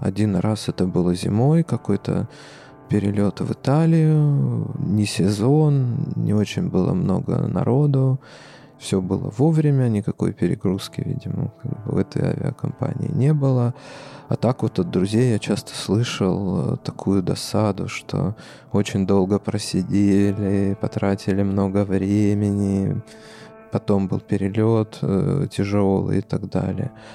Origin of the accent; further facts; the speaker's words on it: Arkhangelsk, Arkhangelsk Oblast, Russia; now in Moscow, Russia; если ты работаешь в Москве и хочется попасть э, на малую родину э, на самолете